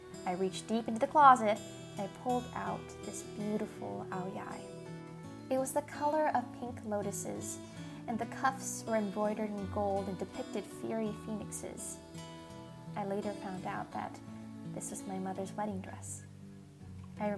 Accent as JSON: {"language": "English", "country": "United States", "tie": "born or raised there", "said": "Growing up in America as a Vietnamese American person"}